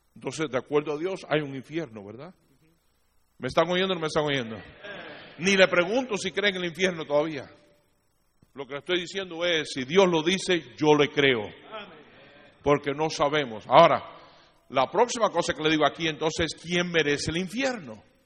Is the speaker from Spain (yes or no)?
no; Cuba; siendo cubano